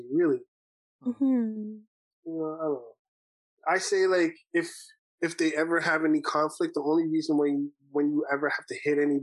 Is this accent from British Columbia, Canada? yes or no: no; Brampton, Ontario, Canada; I grew up in Brampton